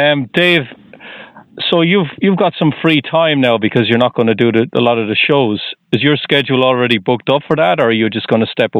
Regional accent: Ireland; now in Boston, United States; I'm just outside of Boston, but I'm originally from Ireland.

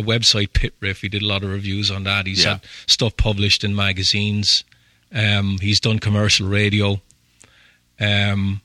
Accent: Ireland

